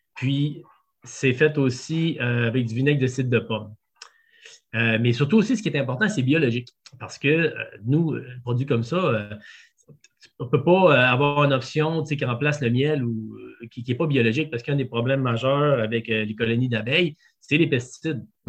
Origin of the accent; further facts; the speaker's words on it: Quebec City, Quebec, Canada; je viens de Québec. fait que j'étais vegan dans la région de Québec quand j'avais 17 ans